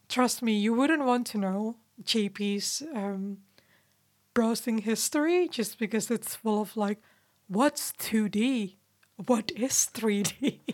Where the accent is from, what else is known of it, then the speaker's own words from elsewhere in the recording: Indonesia; now in England, United Kingdom; I'm from Indonesia.